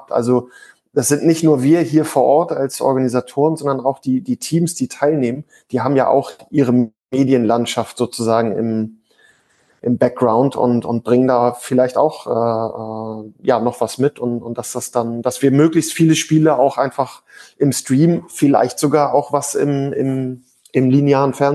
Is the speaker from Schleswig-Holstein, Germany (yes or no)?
yes; Danish minority in Germany, Schleswig-Holstein, Germany; also ich selber ähm, bin, bin, sag ich mal, Kind der dänischen Minderheit in, in Deutschland.